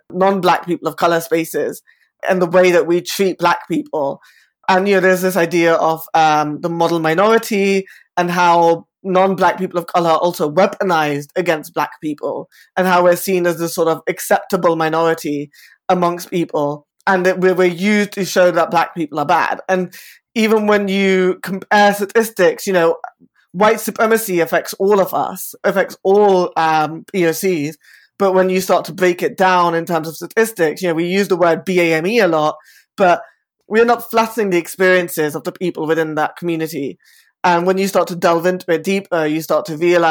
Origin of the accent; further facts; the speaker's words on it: London, United Kingdom; I am an Indian bisexual man, born and raised in Saffle in West London